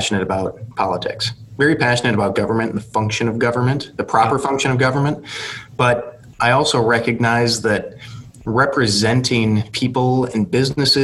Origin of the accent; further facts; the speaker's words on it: Aberdeen, South Dakota, United States; also born or lived in Hillsdale, Michigan / Washington, D.C.; Born and raised in Aberdeen